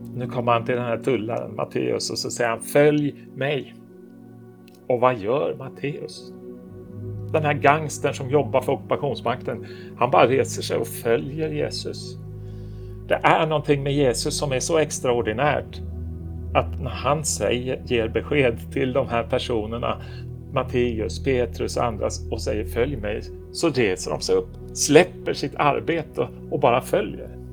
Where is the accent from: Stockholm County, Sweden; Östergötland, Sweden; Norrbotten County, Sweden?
Stockholm County, Sweden; Stockholm; moved away as an adult; now in Oslo, Norway; jag är född och uppvuxen i Stockholm